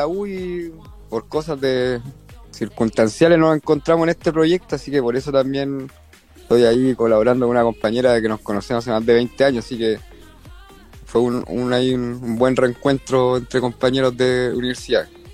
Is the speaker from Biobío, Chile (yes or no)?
no; Valparaíso, Chile; yo soy porteño de corazón, de nacimiento